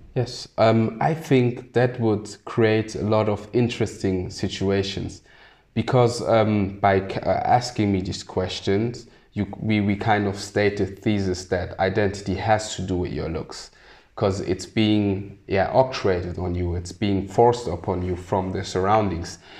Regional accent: Germany; also born or lived in Sierra Leone; a person who's born in Sierra Leone but grew up in Germany and doesn't actually look German, but is very German

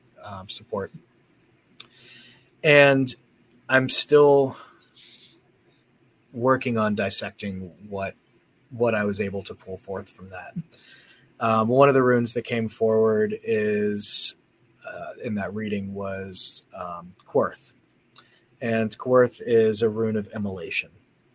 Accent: Gettysburg, Pennsylvania, United States; moved away as an adult; now in Indiana, United States; I was born in Pennsylvania and lived there pretty much my whole life. I grew up around Gettysburg.

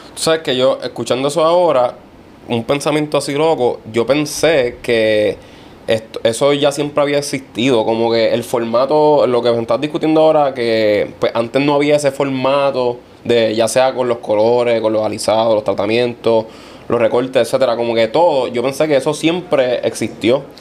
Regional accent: Vega Alta, Puerto Rico; es de mi pueblo, Vega Alta

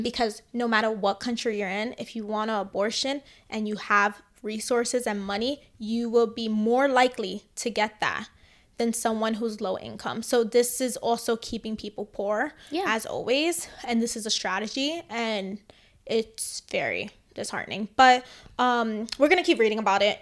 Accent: New York City, New York, United States; I grew up in the Bronx

